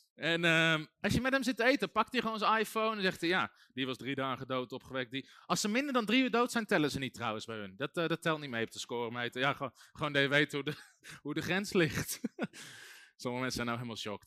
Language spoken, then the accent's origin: Dutch; Netherlands; ik ben ook geboren in Nederland